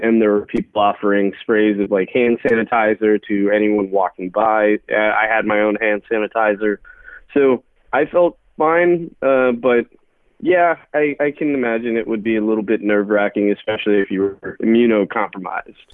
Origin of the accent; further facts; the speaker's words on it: Arlington, United States; I'm from Arlington